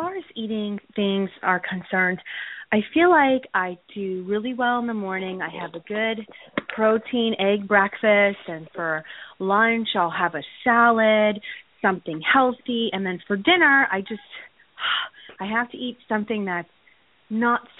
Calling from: Wyckoff, New Jersey, United States; I'm calling from Wyckoff.

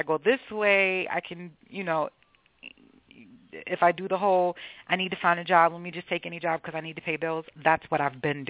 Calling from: Boston, Massachusetts, United States; I'm calling from Boston.

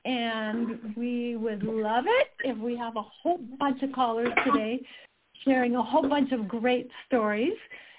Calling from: Utah, United States; I'm calling in from Utah.

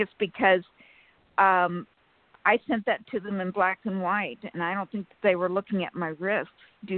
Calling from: California, United States; from California.

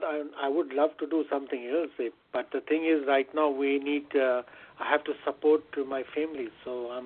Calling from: Connecticut, United States; I'm calling from Connecticut.

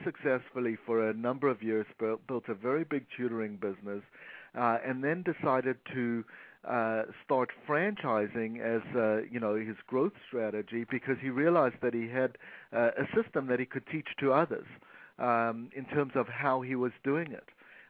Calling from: Toronto, Ontario, Canada; I'm calling from Toronto, Canada.

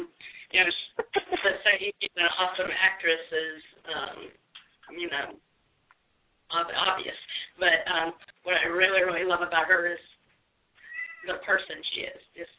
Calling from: Nashville, Tennessee, United States; I'm calling from Nashville, Tennessee.

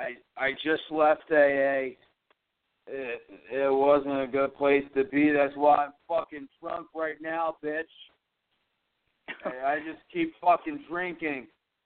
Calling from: Winston-Salem, North Carolina, United States; I'm calling from Winston-Salem.

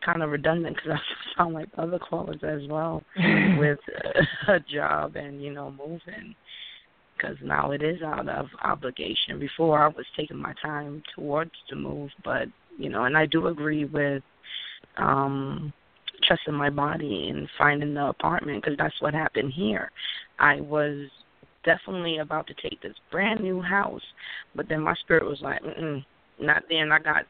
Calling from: Connecticut, United States; Mm-hmm. I'm calling in from Connecticut.

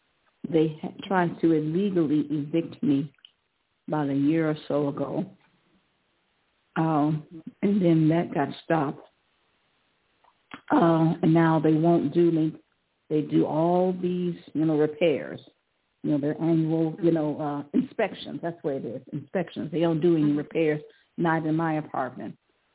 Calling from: Cleveland, Ohio, United States; I'm calling from Cleveland.

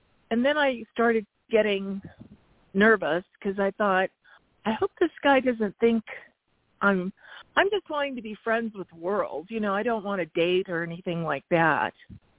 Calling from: Arizona, United States

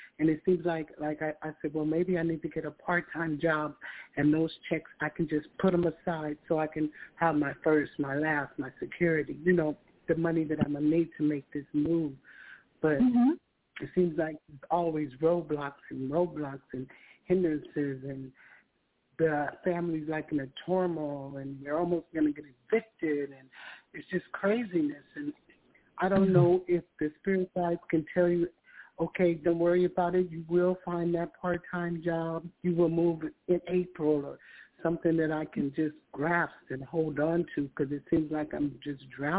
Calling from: California, United States; California, and I've spoken with you a few times.

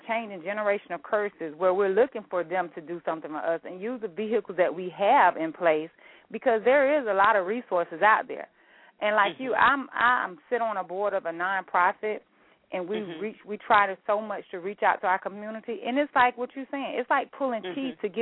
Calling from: Jacksonville, Florida, United States; I'm actually calling from Jacksonville, Florida

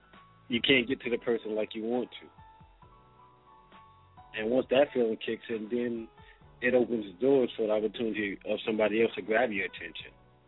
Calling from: Charleston, United States; I'm calling from Charleston

